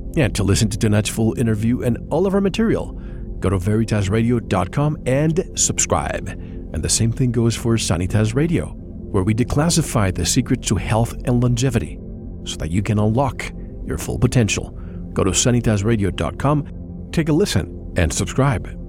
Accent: Puerto Rico; I grew up in Puerto Rico

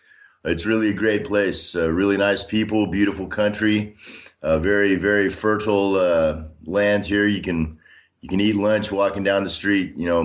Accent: Austin, Texas, United States; moved away as an adult; also born or lived in Washington State / Minnesota / Illinois / Tulsa, Oklahoma; now in Donetsk, Ukraine; I was born in 1960 in Austin, Texas. I grew up mostly in Texas, served in the U.S. Army. I've lived in Washington State, Minnesota, Illinois, Tulsa, Oklahoma, and spent a couple of years in Germany overseas when I was in the U.S. Army.

